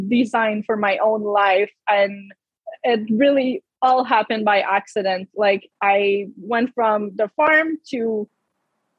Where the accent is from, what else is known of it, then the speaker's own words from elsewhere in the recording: Canada; I'm French Canadian. I come from a village, grew up on a farm